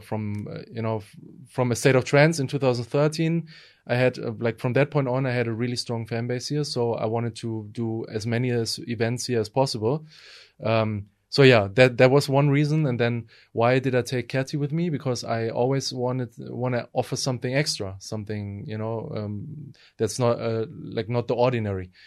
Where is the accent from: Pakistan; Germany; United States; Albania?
Germany; Essen, North Rhine-Westphalia; moved away as an adult; also born or lived in Berlin, Germany; now in Sofia, Bulgaria; I won uh, an award in my hometown Essen